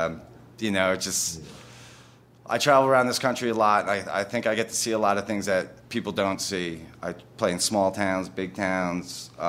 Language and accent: English; New Jersey, United States; now in Austin, United States; And I live in Austin, Texas these days. I'm from New Jersey originally.